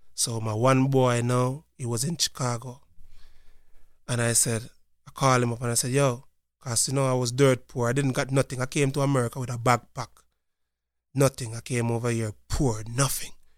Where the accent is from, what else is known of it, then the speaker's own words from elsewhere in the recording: Montego Bay, Saint James, Jamaica; moved away as an adult; now in Lancaster, United States; I'm from a place called Montego Bay, Jamaica